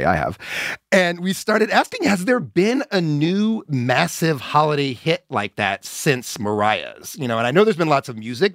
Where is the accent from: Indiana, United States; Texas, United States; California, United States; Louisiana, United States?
Indiana, United States; moved away; my home state, Indiana